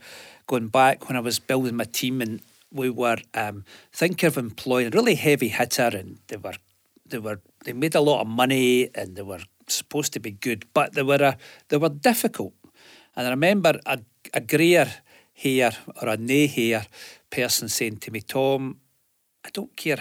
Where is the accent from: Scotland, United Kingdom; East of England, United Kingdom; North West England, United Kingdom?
Scotland, United Kingdom; New Cumnock; I come from Newcomnet, mining village